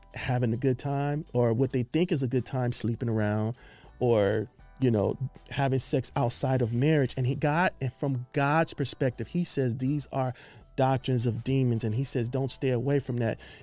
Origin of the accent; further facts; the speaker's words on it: Los Angeles, California, United States; We're from Los Angeles, California.